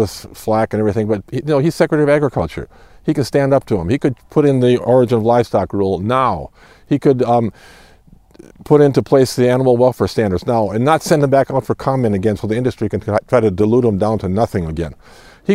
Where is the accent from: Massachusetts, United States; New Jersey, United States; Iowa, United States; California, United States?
Iowa, United States; I'm from Iowa.